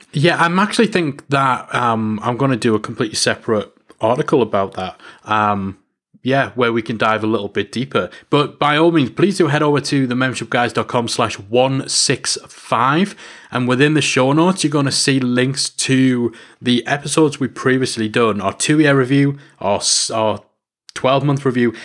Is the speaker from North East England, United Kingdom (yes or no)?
yes; North East England, United Kingdom; I'm English and I'm from the northeast of England